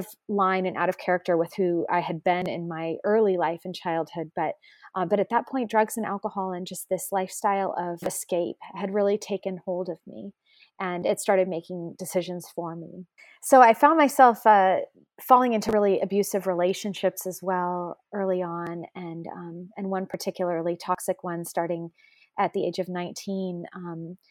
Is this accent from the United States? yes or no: yes; San Francisco Bay Area, California, United States; I grew up in the San Francisco Bay Area in a family that didn't have a faith at all.